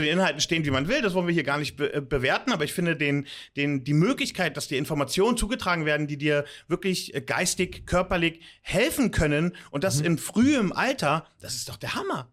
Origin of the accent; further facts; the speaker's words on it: Germany; moved away as an adult; now in Limassol, Cyprus; dass ich äh, aus Deutschland stamme, dass ich eine deutsche Education und Sozialisierung genossen mhm. habe